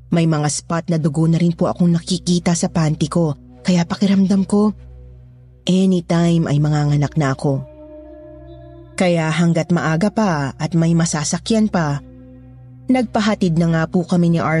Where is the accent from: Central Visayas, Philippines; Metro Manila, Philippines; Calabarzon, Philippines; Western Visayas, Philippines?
Metro Manila, Philippines; Manila; moved away as an adult; 53 years old na po ako at tubong Maynila. Pero nasa ilang dekada na rin po akong nasa probinsya.